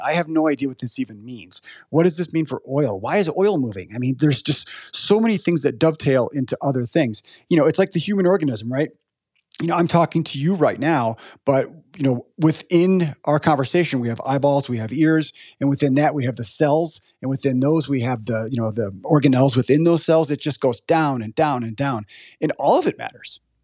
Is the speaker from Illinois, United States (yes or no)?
yes; Chicago, Illinois, United States; I'm from Chicago, And I grew up knowing about the Board of Trade